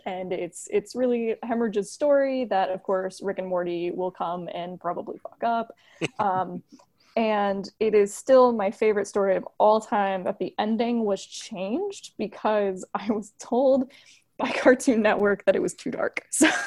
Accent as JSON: {"language": "English", "region": "Florida", "country": "United States", "moved": "yes", "lives_now": "Buffalo, United States", "said": "I'm from Florida"}